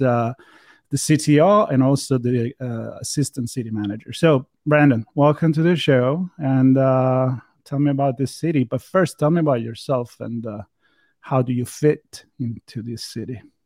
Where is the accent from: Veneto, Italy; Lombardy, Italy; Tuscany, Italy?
Tuscany, Italy; Florence; now in Los Angeles, United States; So I come from Europe, from Florence